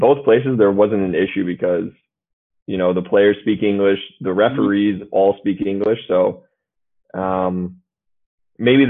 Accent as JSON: {"language": "English", "town": "Champaign", "region": "Illinois", "country": "United States", "said": "I'm from Champaign, Illinois"}